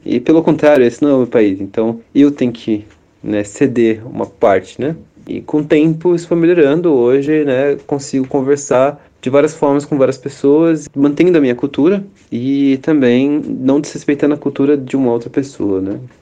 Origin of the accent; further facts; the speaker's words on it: Santo André, São Paulo, Brazil; moved away as an adult; now in Kazan, Russia; eu sou de São Paulo